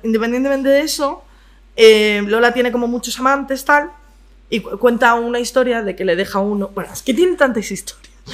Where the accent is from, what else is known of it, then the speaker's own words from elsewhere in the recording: Madrid, Community of Madrid, Spain; soy madrileña.